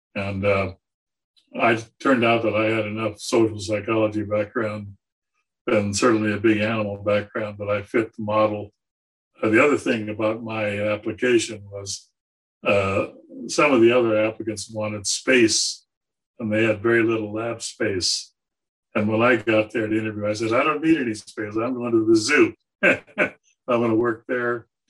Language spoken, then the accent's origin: English; San Diego, California, United States; moved away as an adult; also born or lived in Georgia; I grew up in San Diego